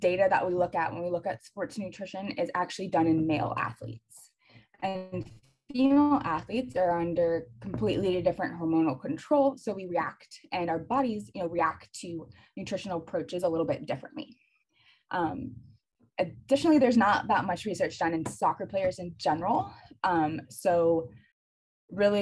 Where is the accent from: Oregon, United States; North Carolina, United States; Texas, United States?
North Carolina, United States; I grew up in North Carolina, so UNC was right down the road.